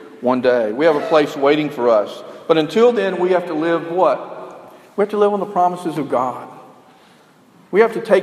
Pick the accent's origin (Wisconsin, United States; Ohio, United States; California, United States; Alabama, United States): Alabama, United States; we were educated in the South and I don't think our maps really went that far in Alabama